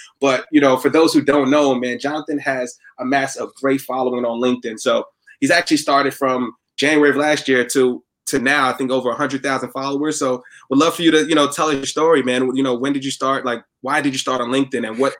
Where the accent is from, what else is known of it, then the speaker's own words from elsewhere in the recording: New York City, New York, United States; coming from the Bronx.